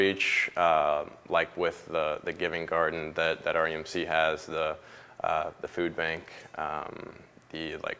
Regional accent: Roswell, Georgia, United States; I grew up in Roswell. I would say sort of by default, growing up in the South, you go to church.

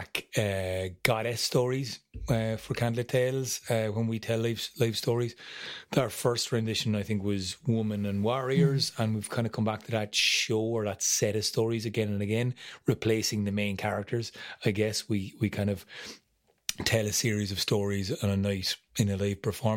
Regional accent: Munster, Ireland; also born or lived in Galway; we're from Munster

